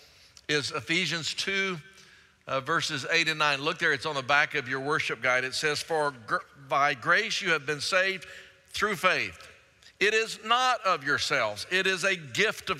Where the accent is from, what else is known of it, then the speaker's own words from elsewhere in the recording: Pleasant Grove, Texas, United States; I grew up over in Pleasant Grove